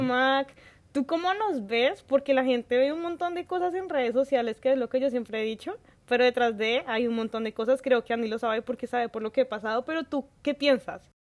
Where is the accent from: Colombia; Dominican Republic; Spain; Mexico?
Colombia; now in London, Canada; como tantos colombianos